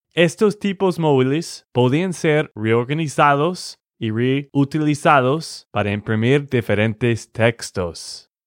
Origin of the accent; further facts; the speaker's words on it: Texas, United States; de Texas, Estados Unidos